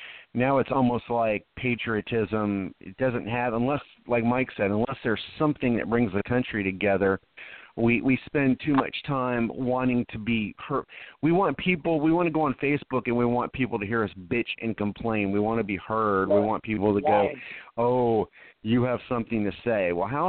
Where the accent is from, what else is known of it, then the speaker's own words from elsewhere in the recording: Germany; My early years I did in Germany.